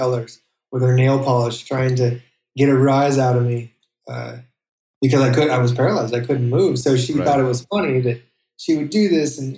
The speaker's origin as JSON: {"language": "English", "area": "Monterey Bay", "region": "Central California", "country": "United States", "tie": "born or raised there", "also_born_or_lived": "Indonesia", "said": "I grew up in the Monterey Bay, Central California"}